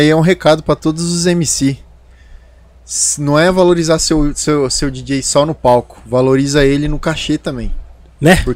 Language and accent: Portuguese; Campo Grande, Mato Grosso do Sul, Brazil; como a gente vem lá de Campo Grande e eu tenho muito amigo que trabalha no sertanejo e tal